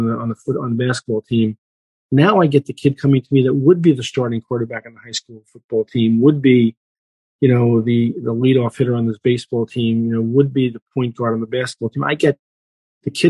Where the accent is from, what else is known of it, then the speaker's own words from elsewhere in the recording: Northeast, United States; I grew up in the Northeast on golf courses like Wingfoot and Westchester